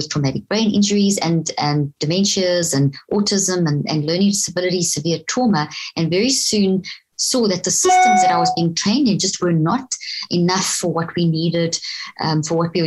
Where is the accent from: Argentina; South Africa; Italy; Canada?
South Africa; moved away as an adult; also born or lived in Zimbabwe; now in Texas, United States; grew up in South Africa, and went to university in South Africa